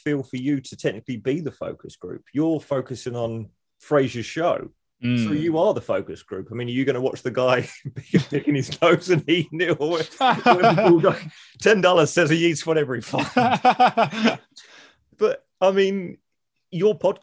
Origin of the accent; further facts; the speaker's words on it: United Kingdom; being British